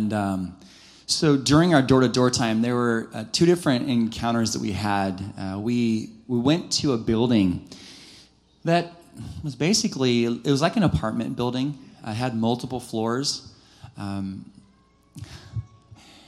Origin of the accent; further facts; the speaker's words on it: United States; being an American without the language